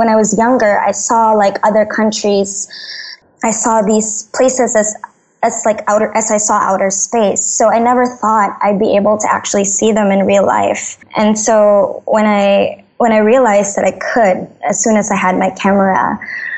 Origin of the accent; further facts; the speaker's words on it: Manila, Metro Manila, Philippines; I grew up in Manila, the messy bits of Manila